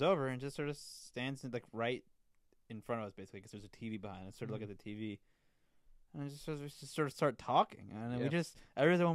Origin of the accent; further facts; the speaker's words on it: Irvington, New York, United States; next town over, Irvington